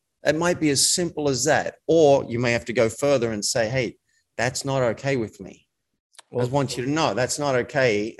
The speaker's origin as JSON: {"language": "English", "country": "Australia", "tie": "born or raised there", "said": "I was raised in Australia in a country town"}